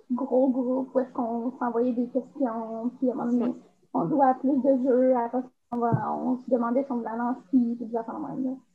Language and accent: French; Bécancour, Quebec, Canada; Moi, je viens de. Euh, juste sur le côté du pont, à Québec-en-Cours.